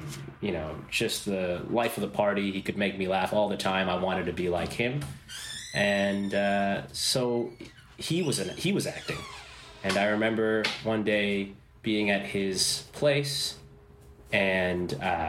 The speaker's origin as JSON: {"language": "English", "town": "Toronto", "region": "Ontario", "country": "Canada", "tie": "born or raised there", "said": "Born in Toronto"}